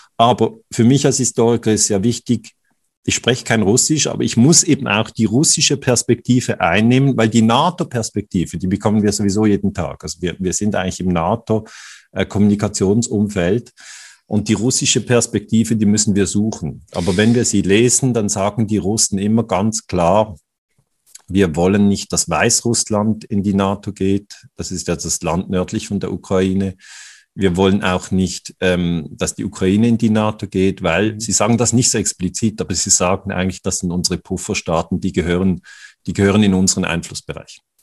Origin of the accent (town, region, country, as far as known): Switzerland